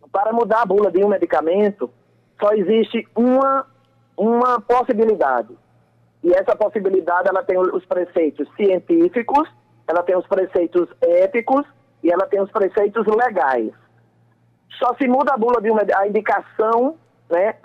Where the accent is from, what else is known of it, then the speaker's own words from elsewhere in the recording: Patos, Paraíba, Brazil; eu sou uma sertaneja, eu sou do interior, eu sou de Patos